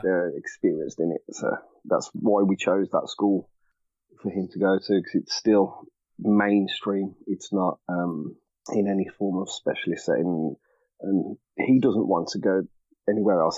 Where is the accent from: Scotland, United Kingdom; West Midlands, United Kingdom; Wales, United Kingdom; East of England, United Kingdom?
West Midlands, United Kingdom; Birmingham; I am from Birmingham, England born born and raised